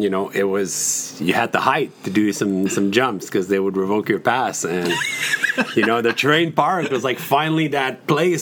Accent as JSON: {"language": "English", "town": "Saint-Jérôme", "region": "Quebec", "country": "Canada", "tie": "born or raised there", "moved": "as an adult", "lives_now": "Mont-Tremblant, Canada", "said": "I grew up actually in Saint-Jérôme, which is about 45 minutes south from Tremblant"}